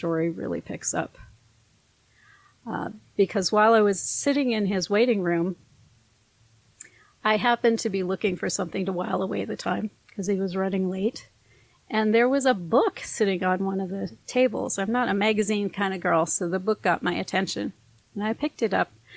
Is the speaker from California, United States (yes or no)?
no; northern Minnesota, United States; I'm raised by a German and a Norwegian in northern Minnesota